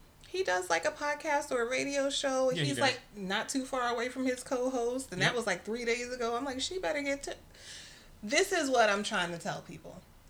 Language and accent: English; New York City, New York, United States; I am not from Cali. {S0} No. {S1} I'm from New York City.